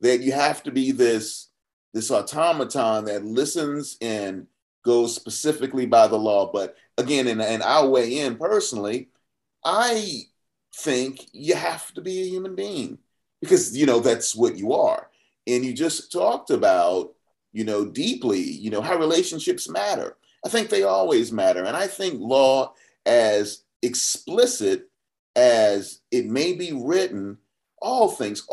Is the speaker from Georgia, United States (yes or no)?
yes; Atlanta, Georgia, United States; I'm Southwest Atlanta, born and bred